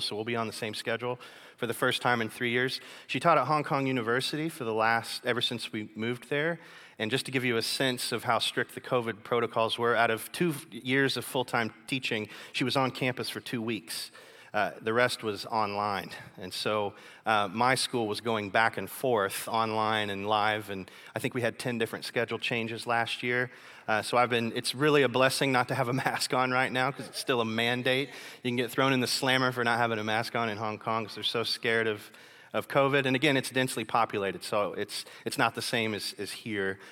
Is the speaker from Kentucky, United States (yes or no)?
yes; Kentucky, United States; moved away as an adult; now in China; I'm from Kentucky